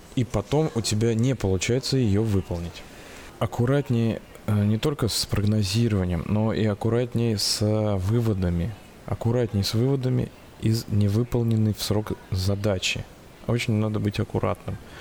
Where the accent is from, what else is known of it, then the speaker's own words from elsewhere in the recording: Saratov, Saratov Oblast, Russia; Не покидает ощущение э, деревни в, в родном городе Саратове